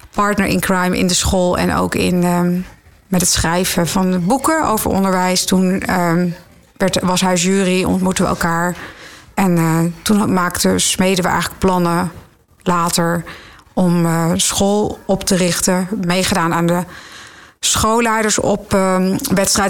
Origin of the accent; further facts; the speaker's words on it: Zutphen, Gelderland, Netherlands; moved away as an adult; also born or lived in Nijmegen / Amersfoort; ik ben in Zutphen opgegroeid